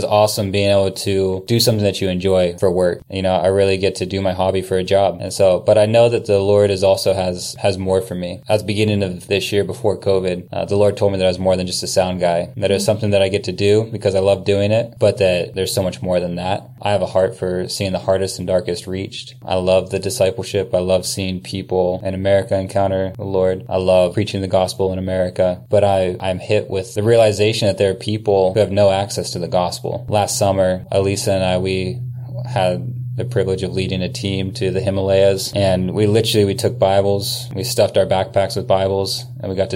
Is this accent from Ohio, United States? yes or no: yes; Salem, Ohio, United States; moved away as an adult; also born or lived in Kansas City / New Zealand / Germany; now in Kailua-Kona, Hawaii, United States; I was born and raised in Salem